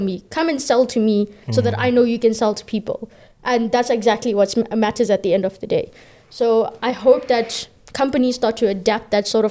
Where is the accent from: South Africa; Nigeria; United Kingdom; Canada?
South Africa